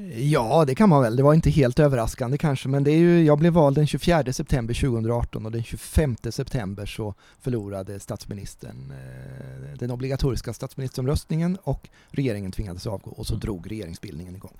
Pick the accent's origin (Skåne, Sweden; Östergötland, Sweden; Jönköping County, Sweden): Östergötland, Sweden; Ödeshög; also born or lived in Bromma, Stockholm / Mjölby / Motala / Linköping; now in Norrköping, Sweden; Jag är uppvuxen mm. i Ödeshög, har gått på gymnasiet i Mjölby, bott många år i Motala, jobbat och pluggat i Linköping